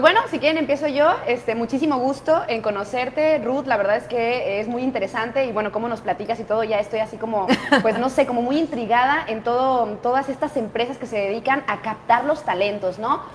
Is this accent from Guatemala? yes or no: no; Mexico; a nosotros como mexicanos